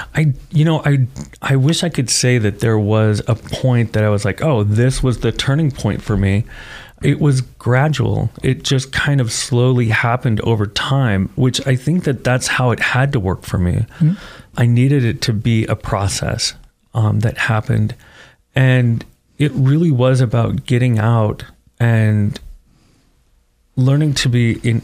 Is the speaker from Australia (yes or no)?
no; Parma, Ohio, United States; moved away as an adult; also born or lived in Oregon; I grew up in Parma